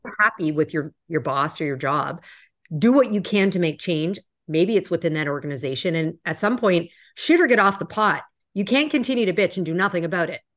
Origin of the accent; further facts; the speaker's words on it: Canada; moved away as an adult; also born or lived in New York; I'm Canadian originally, and I remember the first time I moved to New York